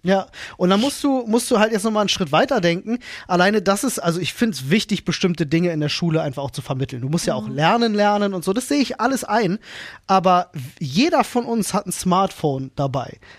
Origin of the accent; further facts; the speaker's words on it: Berlin, Germany; ich ging in Berlin-Britz zur Grundschule